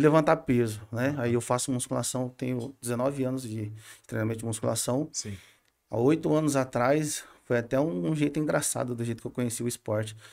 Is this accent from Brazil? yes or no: yes; Brazil; na minha quebrada lá, na Miritiba, uhum. na minha cidade